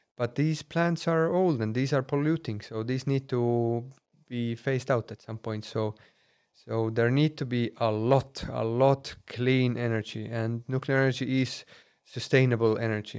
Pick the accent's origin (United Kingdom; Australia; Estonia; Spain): Estonia; Tallinn, Harju County; moved away as an adult; also born or lived in Finland / Russia; I'm from Tallinn